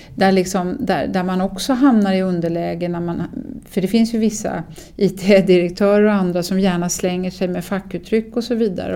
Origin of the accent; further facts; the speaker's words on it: Sweden; som svensk